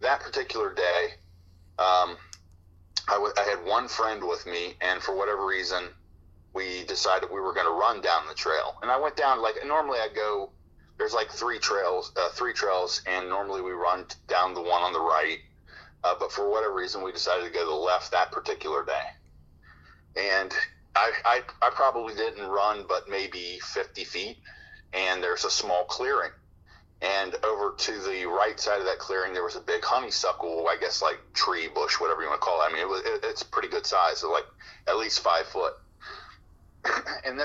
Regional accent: Cincinnati, Ohio, United States; I grew up in the suburbs. I grew up in Delhi, which is over on the west side of the city of Cincinnati.

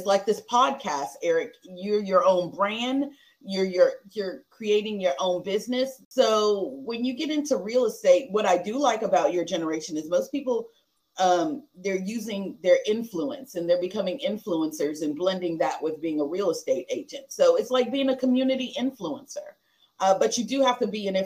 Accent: Texas, United States; we're from Texas, so we're country

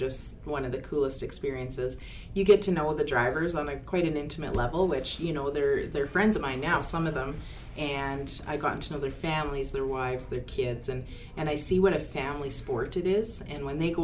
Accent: Lloydminster, Alberta, Canada; I am from Lloydminster, born and raised here.

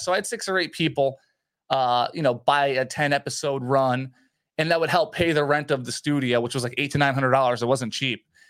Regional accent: Edison, New Jersey, United States; I grew up in New Jersey, Edison, New Jersey

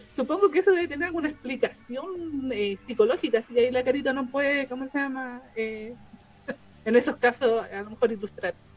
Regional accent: Chile; nuestra identidad como chilenos

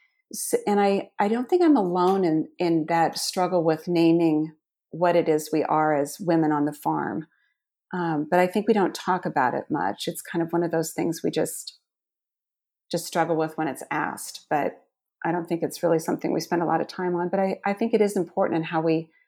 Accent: Iowa, United States; I grew up in Southwest Iowa. I am one of 13 children.

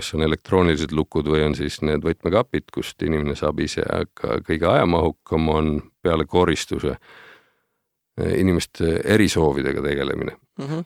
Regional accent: Pärnu, Pärnu County, Estonia; ma olen pärit sellisest kenast suvituslinnast nagu Pärnu

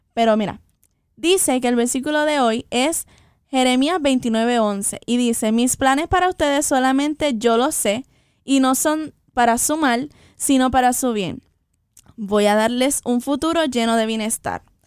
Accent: Puerto Rico; Y somos, ambas somos puertorriqueñas, de pura cepa

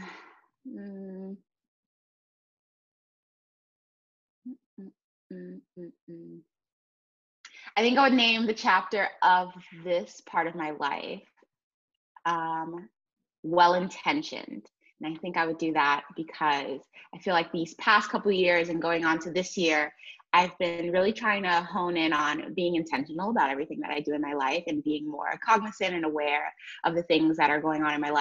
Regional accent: New York City, New York, United States; moved away as an adult; now in Atlanta, United States; I'm originally from, born and raised in New York City, but now I live in Atlanta, Georgia

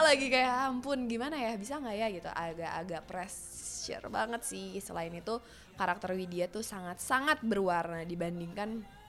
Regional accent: Sunda, Indonesia; saya orang Sunda

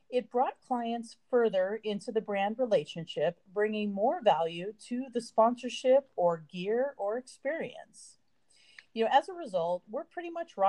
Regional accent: California, United States; I'm a native Californian, born and raised on the West Coast

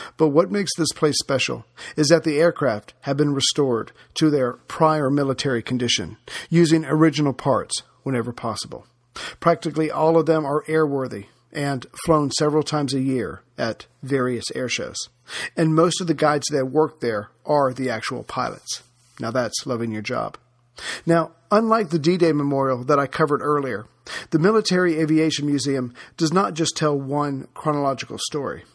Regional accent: United States; as an American

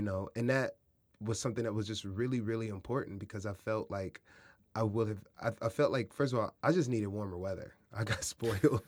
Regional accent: Kansas City, Missouri, United States; moved away; also born or lived in San Diego, California; I grew up in Kansas City and San Diego

